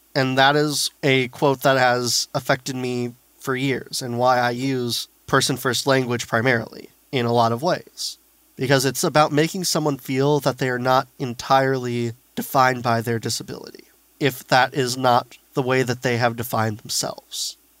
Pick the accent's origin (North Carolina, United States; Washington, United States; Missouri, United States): Missouri, United States; St. Louis; I grew up in St. Louis and they have the wonderful special school district